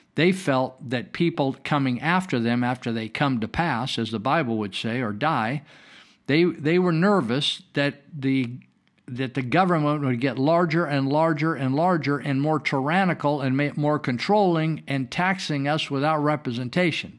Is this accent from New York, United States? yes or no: no; Northern California, United States; I was raised here in Northern California where we're broadcasting fun, from